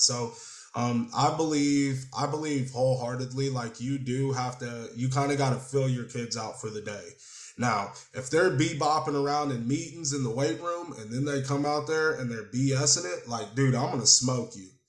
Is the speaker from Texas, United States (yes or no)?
yes; Killeen, Texas, United States; I'm from Killeen. Like Killeen can be a little nitty gritty sometimes